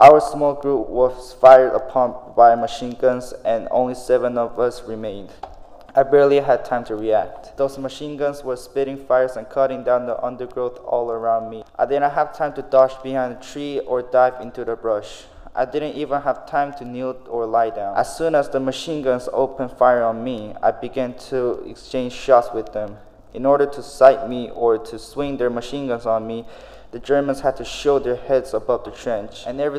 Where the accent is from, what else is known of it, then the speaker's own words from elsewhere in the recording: Tennessee, United States; I'm planning on starting a school for underprivileged children back in my home state of Tennessee.